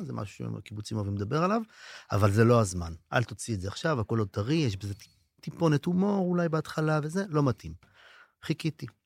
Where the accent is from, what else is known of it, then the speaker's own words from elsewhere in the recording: Israel; אני מקיבוץ אחר או מאזור אחר